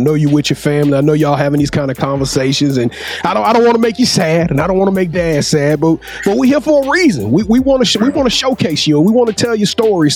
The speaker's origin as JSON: {"language": "English", "region": "Louisiana", "country": "United States", "said": "I'm from Louisiana"}